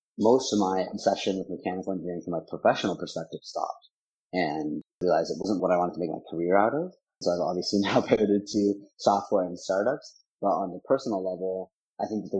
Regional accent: Portland, Oregon, United States; also born or lived in Boston, Massachusetts; now in Austin, United States; I'm originally from Portland, Oregon

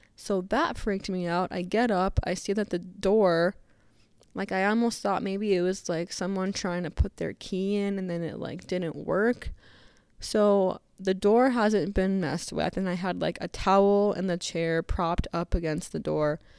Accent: United States; we are obviously American

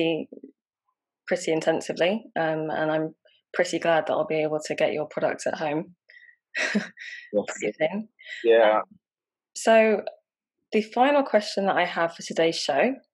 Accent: Ghana; as a Ghanaian

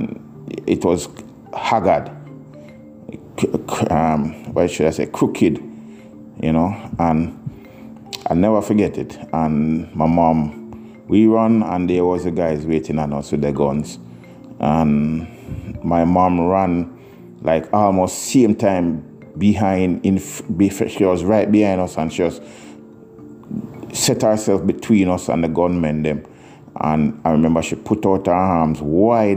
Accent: Kingston, Jamaica; moved away; the place where we grew up in Mountain View

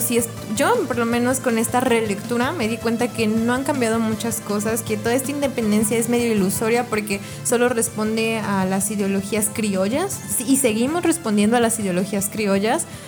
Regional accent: Mexico; los, mexicanos tenemos muchas raíces indígenas

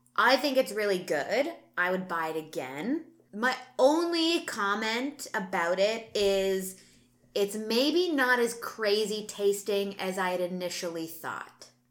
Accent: Canada; we're Canadian

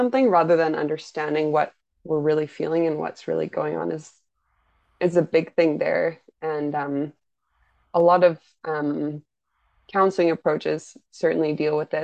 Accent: United Kingdom; myself as a British person

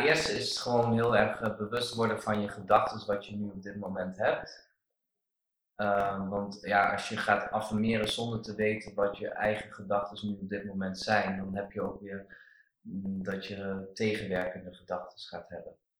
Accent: Netherlands; ik ben een Nederlander

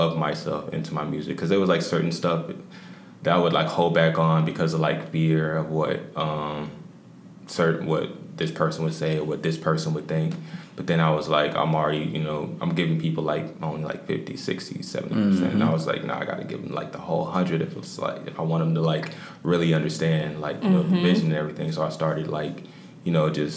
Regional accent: Lithonia, Georgia, United States; also born or lived in Anderson, South Carolina / Hartwell, Georgia; Anderson, South Carolina, which I was born. And then, like, I was raised in between there and Lithonia. So, but I was raised mostly in Lithonia

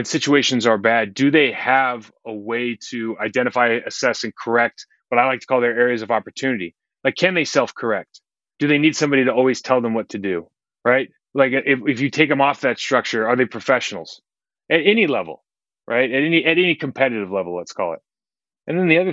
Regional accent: United States; also born or lived in London; being an American living in the city of London

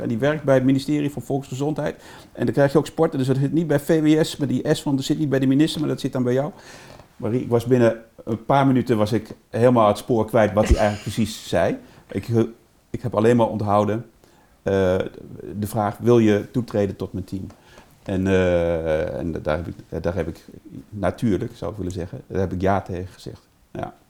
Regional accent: Drenthe, Netherlands; bij ons in Drenthe

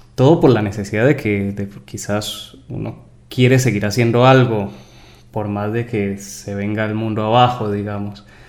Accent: Cali, Valle del Cauca, Colombia; moved away as an adult; now in Buenos Aires, Argentina; soy de Colombia, pero bueno, hace ya casi 15 años aproximadamente eh, vivo acá en, Argentina

